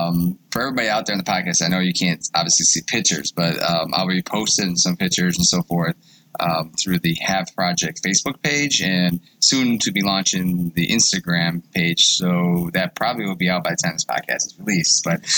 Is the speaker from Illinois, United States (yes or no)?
no; Wheatfield, New York, United States; I'm a Niagara Wheatfield guy. I went to Cardinal Hare for a few years, but we're both Western New York guys here.